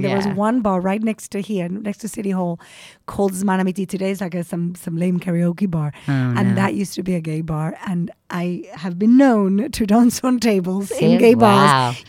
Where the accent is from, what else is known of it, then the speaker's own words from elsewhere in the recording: Gibraltar; moved away as an adult; also born or lived in England; now in Israel; It's Moroccan Gibraltar. I'm from Gibraltar originally. Mm-hmm. And over there, it's a Jewish name, but over here, it's an Arab name. And, you know, I don't exactly look Ashkenazi.